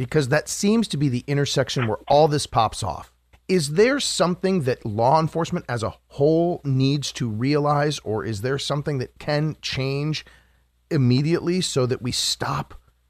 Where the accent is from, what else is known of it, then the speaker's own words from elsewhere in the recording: Washington, District of Columbia, United States; The streets of D.C. as a young kid walking around looking